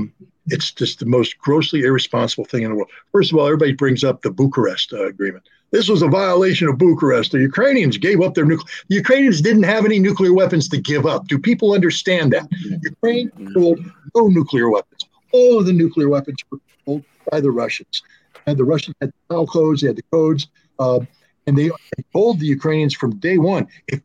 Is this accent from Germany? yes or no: yes; Germany; Because I grew up in West Germany.